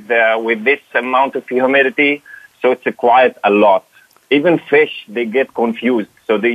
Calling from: Dubai, United Arab Emirates; I'm calling from Dubai

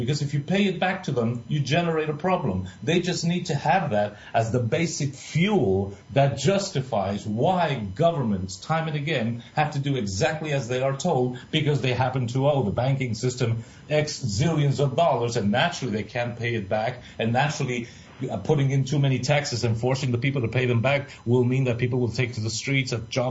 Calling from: Argentina; I'm speaking from Argentina

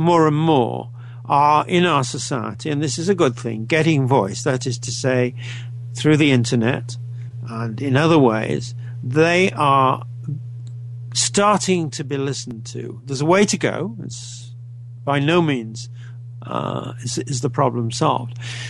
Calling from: Canada; I'm speaking from Canada, as I think you know

